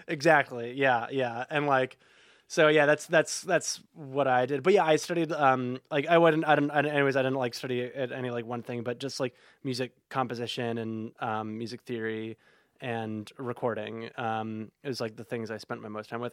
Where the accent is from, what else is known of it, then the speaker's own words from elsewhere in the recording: Oak Park, Illinois, United States; I'm from Oak Park originally